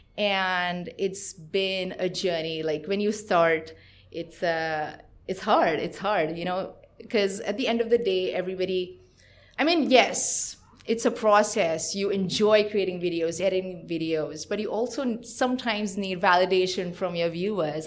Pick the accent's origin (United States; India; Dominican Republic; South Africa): India; moved away as an adult; now in Israel; I am born and brought up in India, and I made Aliyah, which is moving to Israel about three years ago.